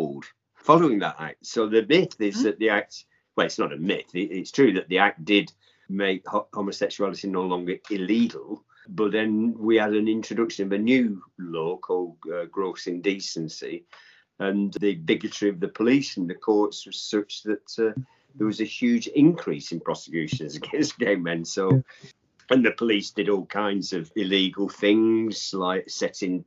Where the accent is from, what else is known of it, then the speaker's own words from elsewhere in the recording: Accrington, North West England, United Kingdom; moved away; also born or lived in London; There was a pit in my hometown when I was a little boy